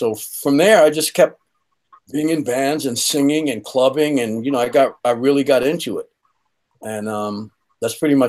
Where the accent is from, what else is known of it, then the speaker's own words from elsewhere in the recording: New York City, New York, United States; I grew up in Jamaica, Queens, and the town I grew up in, everybody kind of had a band